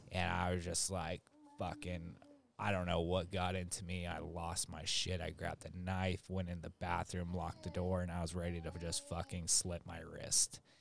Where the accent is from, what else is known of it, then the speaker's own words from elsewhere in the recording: San Diego, California, United States; also born or lived in Orange County, California / Arizona / Laguna Hills, California; I grew up over in North Park